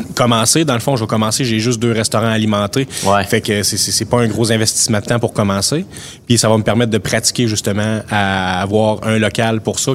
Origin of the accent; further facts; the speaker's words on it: Amqui, Quebec, Canada; je suis un natif d'Amkoui